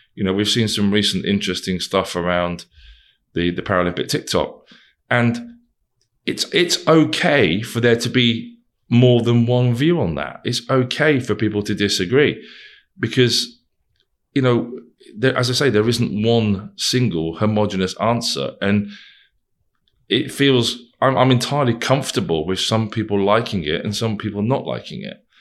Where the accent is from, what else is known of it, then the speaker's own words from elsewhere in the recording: Wigan, North West England, United Kingdom; some lad from Wigan.